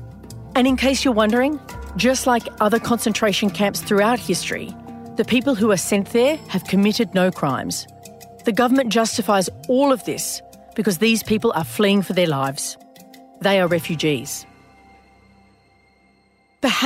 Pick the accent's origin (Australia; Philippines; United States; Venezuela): Australia